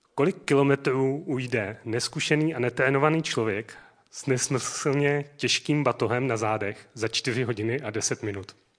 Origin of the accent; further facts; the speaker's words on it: South Moravian Region, Czechia; moved away; Můj rodný dům je na Jižní Moravě